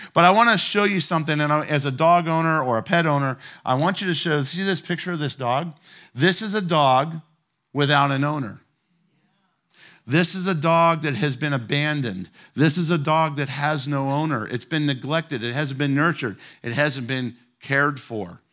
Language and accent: English; Ohio, United States; moved away; my wife and I grew up in Ohio, and we were teenagers